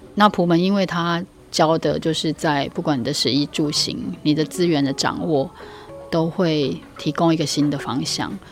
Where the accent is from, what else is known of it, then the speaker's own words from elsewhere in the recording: Taipei, Taiwan; moved away as an adult; now in Taitung, Taiwan; 我也是台北市长大的，然后到大学以后才离开台，算有机会离开台北